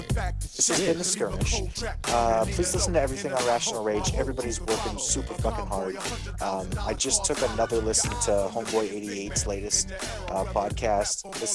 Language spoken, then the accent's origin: English; Canada; I'm allowed to say that because I'm Canadian.